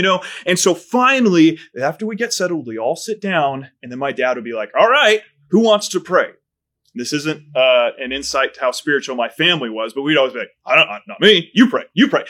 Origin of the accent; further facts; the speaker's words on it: United States; for a kid growing up in America, I'd never skipped a meal in my life